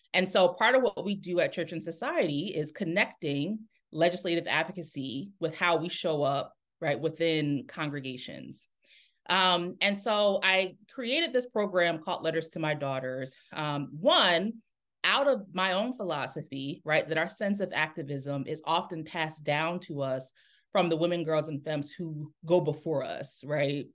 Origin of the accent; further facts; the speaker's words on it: Newark, Delaware, United States; moved away; also born or lived in Atlanta, Georgia; I'm originally from Newark, Delaware